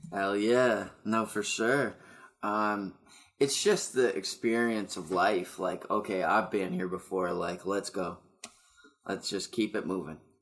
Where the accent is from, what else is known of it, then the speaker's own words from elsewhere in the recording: Amherst, Nova Scotia, Canada; now in Moncton, Canada; I'm opening up for him in my hometown